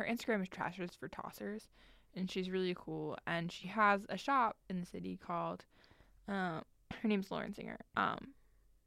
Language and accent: English; Long Island, New York, United States; we're from Long Island